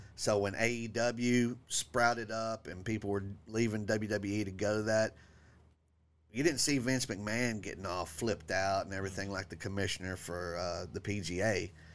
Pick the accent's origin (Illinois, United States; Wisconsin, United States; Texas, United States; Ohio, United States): Texas, United States; I'm from Texas. I am the angry Texan comedian.